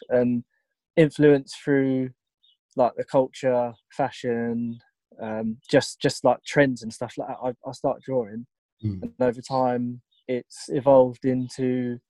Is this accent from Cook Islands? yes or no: no; Tunbridge Wells, South East England, United Kingdom; Tunbridge Wells.